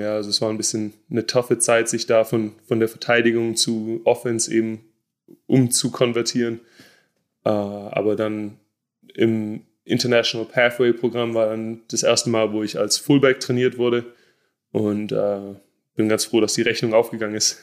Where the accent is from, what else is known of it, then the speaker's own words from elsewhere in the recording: Stuttgart, Baden-Württemberg, Germany; moved away as an adult; also born or lived in Jacksonville, Florida; now in United States; ich bin in Stuttgart aufgewachsen